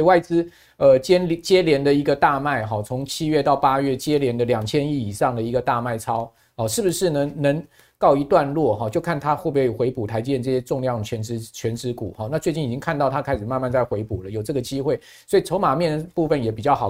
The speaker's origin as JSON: {"language": "Chinese", "country": "Taiwan", "said": "我们身为台湾人"}